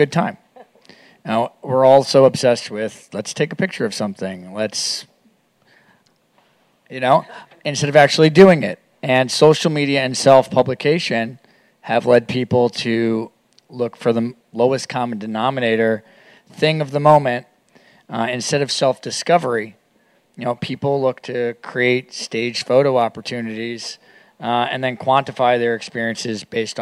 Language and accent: English; New York City, New York, United States; I work here in New York City. I'm from New York